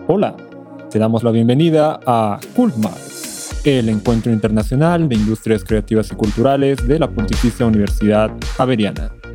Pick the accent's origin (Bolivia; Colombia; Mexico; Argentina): Bolivia; yo soy de Bolivia